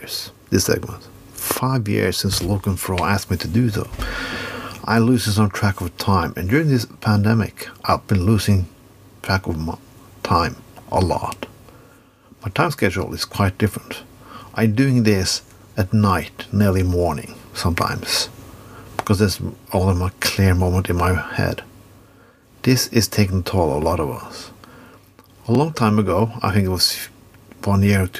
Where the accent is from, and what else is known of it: Norway